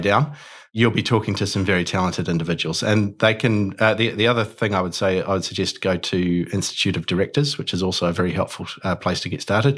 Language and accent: English; Auckland, New Zealand; I'm born and bred in Auckland